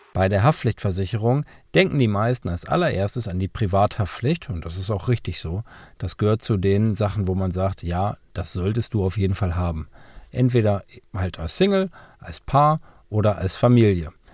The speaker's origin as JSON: {"language": "German", "region": "Lower Saxony", "country": "Germany", "said": "bei uns in Niedersachsen"}